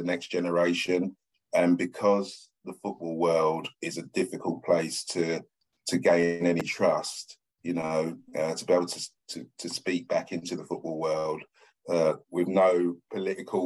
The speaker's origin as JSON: {"language": "English", "region": "London", "country": "United Kingdom", "tie": "born or raised there", "said": "I was born in Stratford, East London, cement floor, block of flats"}